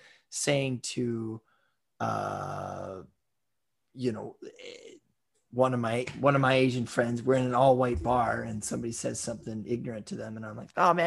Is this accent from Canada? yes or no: yes; Surrey, British Columbia, Canada; I'm from the exotic lands of Surrey, British Columbia.